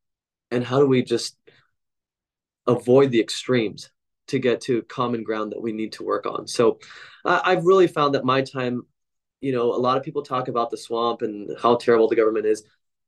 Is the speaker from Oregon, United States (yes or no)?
yes; Portland, Oregon, United States; when my hometown, which I consider this hometown of Portland, Oregon, was in the news